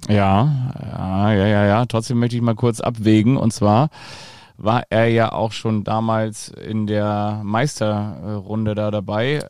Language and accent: German; Kiel, Schleswig-Holstein, Germany; als Kieler